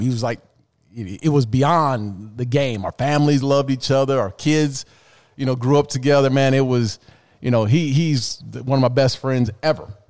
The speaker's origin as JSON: {"language": "English", "area": "the West", "region": "Arizona", "country": "United States", "said": "I'm from the West. You know, I'm in Arizona."}